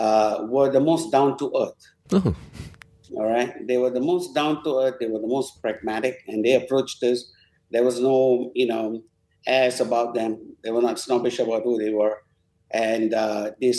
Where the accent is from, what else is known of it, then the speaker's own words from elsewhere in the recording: Penang, Malaysia; also born or lived in United Kingdom / United States; now in Petaling Jaya, Malaysia; it's my hometown. But, you know, for the last 30 years, PJ is home.